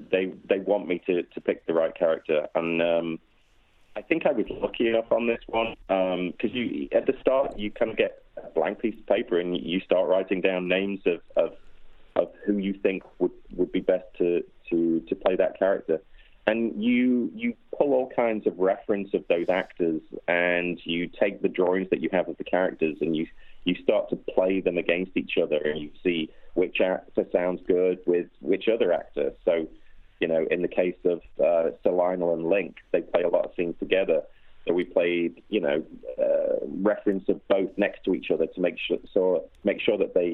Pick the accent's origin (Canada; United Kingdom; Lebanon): United Kingdom; Liverpool, North West England; Yes, I suppose I am a Scouser, although I don't feel like I've got much of the accent.